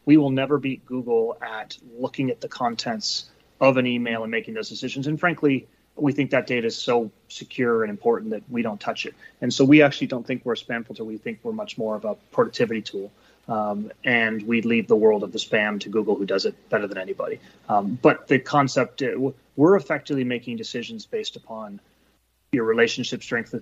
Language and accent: English; Bay Area, California, United States; also born or lived in New Jersey / New York / London / Eastern Europe; Bay Area, born and raised